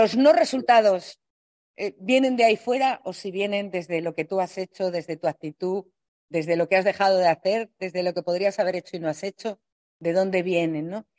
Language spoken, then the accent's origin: Spanish; Spain; los españoles somos hablando un poco así